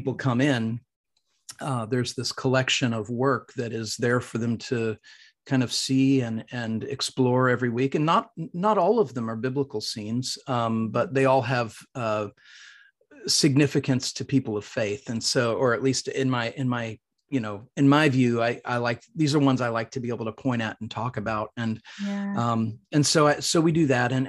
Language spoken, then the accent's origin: English; Midwest, United States; now in Franklin, United States; I'm a from the Midwest. It's where I grew up.